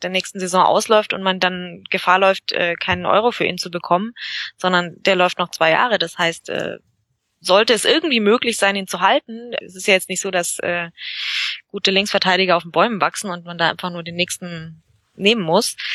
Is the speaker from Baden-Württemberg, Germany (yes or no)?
no; Bavaria, Germany; Ähm, ja, also wir, wir sind ja äh, aus Bayerisch-Schwaben.